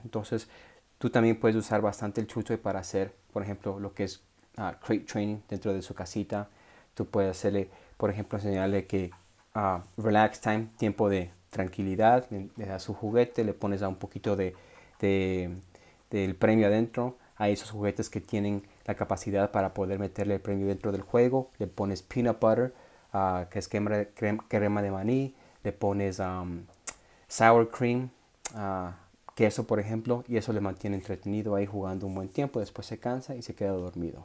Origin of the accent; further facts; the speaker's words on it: Ecuador; moved away; also born or lived in Puerto Peñasco, Mexico; Ecuador, donde nací